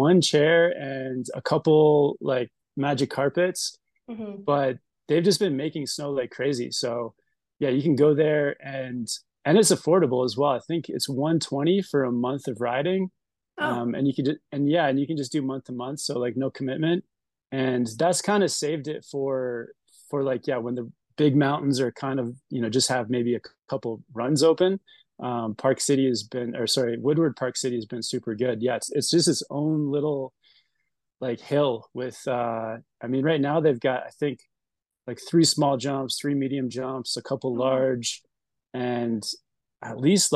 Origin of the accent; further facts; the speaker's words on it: Canada; moved away as an adult; also born or lived in Whistler / Tahoe; now in Salt Lake City, United States; I am Canadian